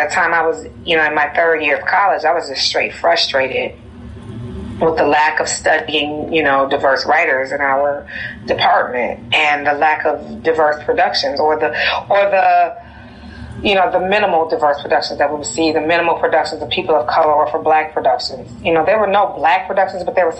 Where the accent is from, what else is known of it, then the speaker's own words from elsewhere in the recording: Detroit, Michigan, United States; moved away; when I'm away from Detroit